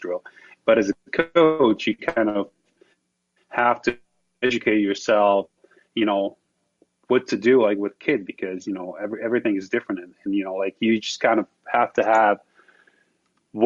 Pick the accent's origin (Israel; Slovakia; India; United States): Slovakia; English is a second language; moved away as an adult; for me, growing up in Slovakia